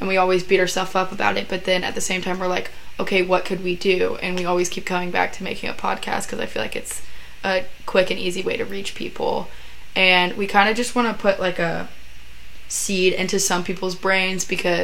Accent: Kennesaw, Georgia, United States; I'm from Atlanta, Georgia, Kennesaw, Georgia, basically

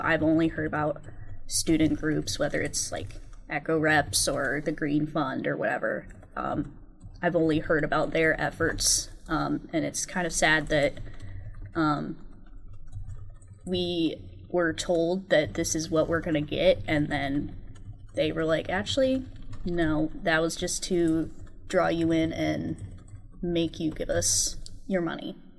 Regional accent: Michigan, United States; I've also lived in this area my whole life, um, growing up near Lake Superior

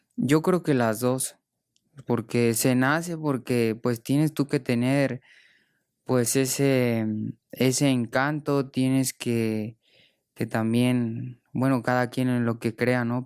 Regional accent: Morelia, Michoacán, Mexico; moved away; also born or lived in Spain; mi tierra, de mi familia

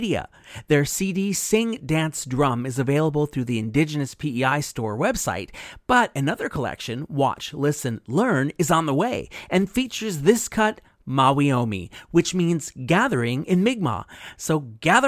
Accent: United States; As an American

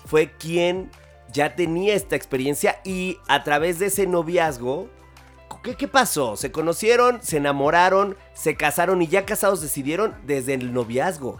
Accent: Mexico; somos mexicanos

